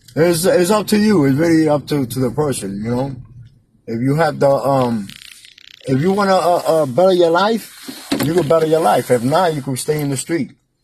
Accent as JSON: {"language": "English", "town": "New York City", "region": "New York", "country": "United States", "tie": "born or raised there", "moved": "as an adult", "lives_now": "Philadelphia, United States", "said": "I grew up in Brooklyn, but I came here after 15 years."}